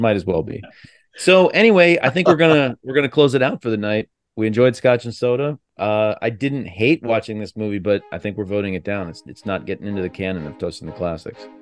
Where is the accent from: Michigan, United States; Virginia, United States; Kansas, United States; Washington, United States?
Virginia, United States; Fairfax County; I grew up in Fairfax County, Virginia